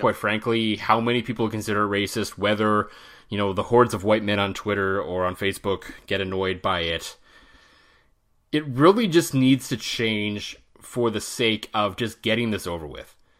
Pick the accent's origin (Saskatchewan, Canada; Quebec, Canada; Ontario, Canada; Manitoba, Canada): Ontario, Canada; moved away; both you and I grew up in Ontario